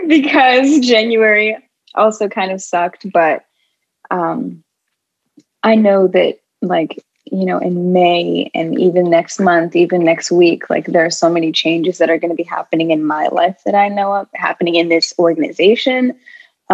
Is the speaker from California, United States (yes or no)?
yes; Los Angeles, California, United States; now in Philadelphia, United States; LA, which is like my hometown, like where I grew up